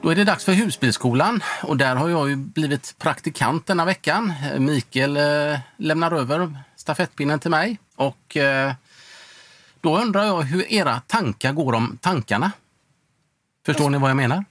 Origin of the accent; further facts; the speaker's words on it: Sweden; Hemma i Sverige